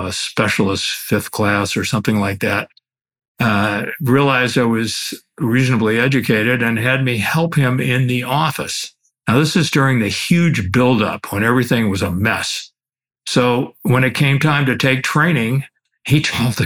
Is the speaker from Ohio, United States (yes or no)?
yes; Cleveland Heights, Ohio, United States; I am an Ohio boy. I was born and raised in Cleveland Heights